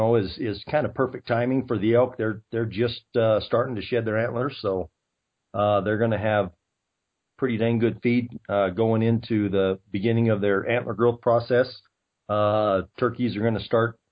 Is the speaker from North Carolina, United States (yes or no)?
no; Heber, Arizona, United States; I was born and raised in the thriving metropolis of Heber, Arizona